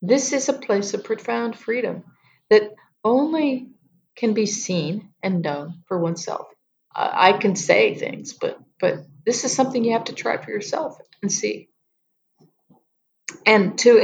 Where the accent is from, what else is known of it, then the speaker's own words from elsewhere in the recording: United States; moved away as an adult; now in Yangon, Myanmar; I'm American, but I live here.